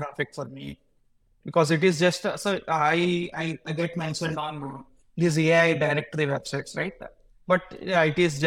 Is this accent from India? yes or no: yes; India; I'm from India, so that's where I grew up. And I'm currently living in my hometown